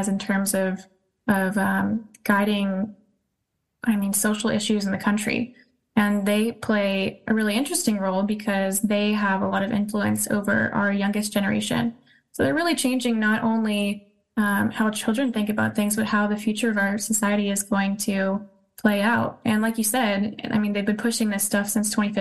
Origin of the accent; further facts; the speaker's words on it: California, United States; I'm from California